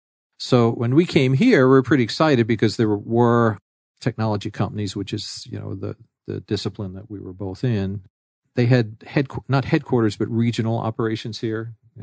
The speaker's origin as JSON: {"language": "English", "town": "New York City", "region": "New York", "country": "United States", "tie": "born or raised there", "said": "Since I'm originally from New York and grew up in New York City"}